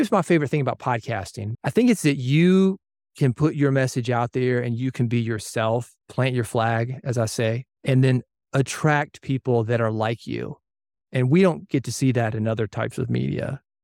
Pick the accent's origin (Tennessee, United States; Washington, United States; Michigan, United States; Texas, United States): Tennessee, United States; Nashville; as a kid growing up in Nashville